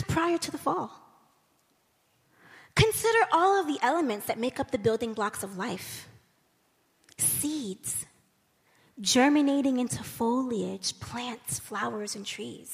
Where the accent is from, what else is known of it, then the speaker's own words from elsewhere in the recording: United States; as an American